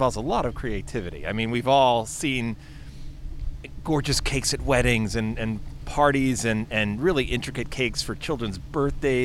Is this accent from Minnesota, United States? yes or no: no; New York City, New York, United States; I'm a fellow Brooklynite, native Brooklynite, third generation